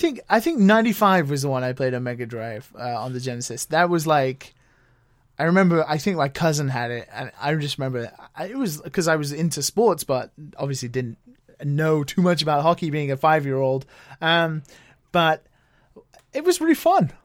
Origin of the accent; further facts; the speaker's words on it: United Kingdom; now in Japan; being a British person